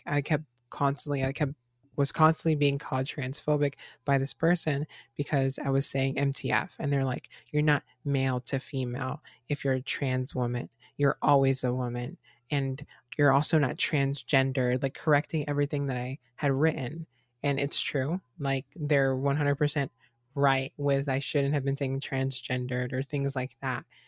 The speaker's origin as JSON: {"language": "English", "region": "Florida", "country": "United States", "tie": "born or raised there", "said": "Even me growing up in Florida, I grew up in a melting pot of different cultures"}